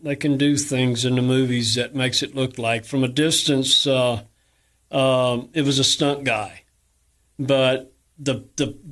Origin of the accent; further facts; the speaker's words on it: Cookeville, Tennessee, United States; I was born in Cookeville